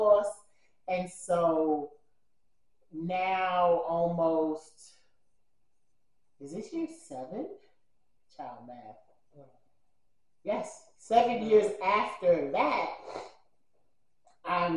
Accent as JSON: {"language": "English", "town": "New York City", "region": "New York", "country": "United States", "moved": "yes", "lives_now": "Georgia, United States", "said": "I am from the Bronx, New York, BX all day, baby. But I currently live in Georgia"}